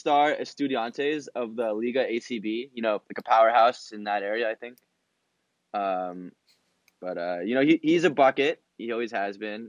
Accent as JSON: {"language": "English", "region": "Southern California", "country": "United States", "said": "I'm from Southern California"}